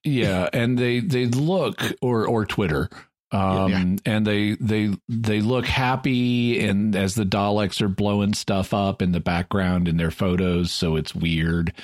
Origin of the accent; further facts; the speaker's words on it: United States; I'm an American